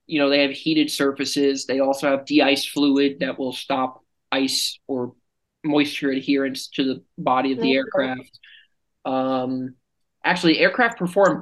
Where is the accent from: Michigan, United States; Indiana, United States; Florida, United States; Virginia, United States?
Florida, United States; moved away; I'm from Florida